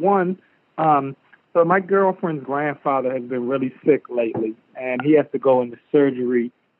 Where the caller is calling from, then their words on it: Washington, District of Columbia, United States; I'm calling from the Washington, D.C. area.